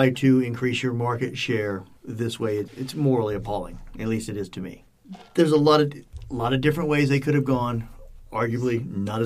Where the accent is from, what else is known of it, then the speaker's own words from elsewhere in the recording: Cajun, Louisiana, United States; I'm Cajun